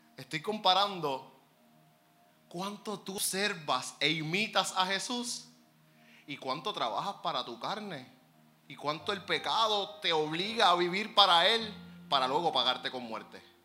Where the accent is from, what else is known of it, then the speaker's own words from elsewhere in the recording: Puerto Rico; Nosotros somos unos negociantes puertorriqueños, astutos, avispados